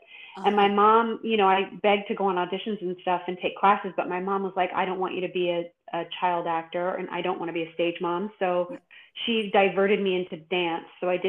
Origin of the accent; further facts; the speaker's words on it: Los Angeles, California, United States; I grew up in and around Los Angeles.